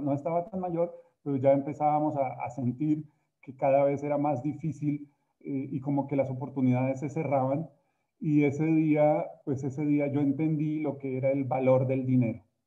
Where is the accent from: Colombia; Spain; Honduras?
Colombia; moved away as an adult; now in Mexico; yo soy colombiano, tengo también el, honor de haber nacido, pues nací en una tierra hermosa como Colombia